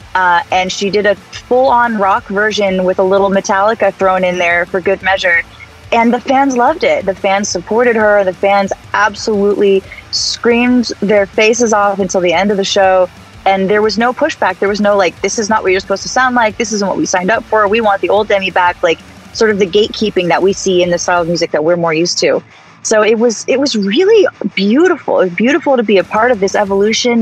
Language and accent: English; the Valley, Southern California, United States; As a SoCal girl growing up in the Valley, 95.5 was my radio station